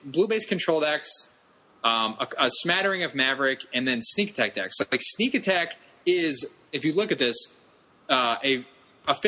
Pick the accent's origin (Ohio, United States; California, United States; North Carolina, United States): Ohio, United States; Columbus; Star City Columbus, which is in my hometown